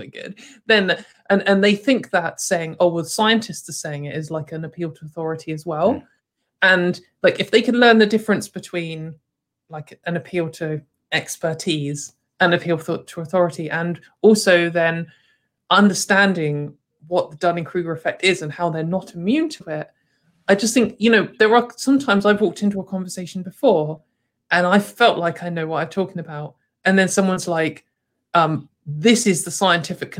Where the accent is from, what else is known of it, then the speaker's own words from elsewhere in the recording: United Kingdom; as a British person, I've grown up for most of my life looking at America